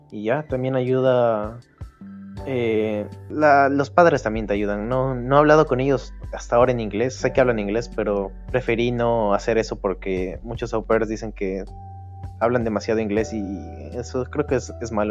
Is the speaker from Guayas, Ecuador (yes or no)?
no; Quito, Pichincha, Ecuador; moved away as an adult; now in Germany; vengo de Quito y llegué acá a Alemania en marzo